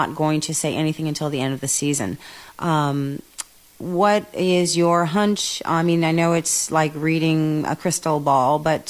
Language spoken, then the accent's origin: English; Newport Beach, California, United States; moved away as an adult; now in San Diego, United States; I was raised in Newport Beach. And so I've been down here since 1998. With my husband